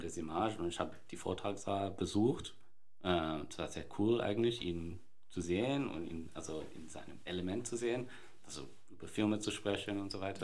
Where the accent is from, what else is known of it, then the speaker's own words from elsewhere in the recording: Sydney, New South Wales, Australia; moved away; ich bin in Sydney ähm, geboren und aufgewachsen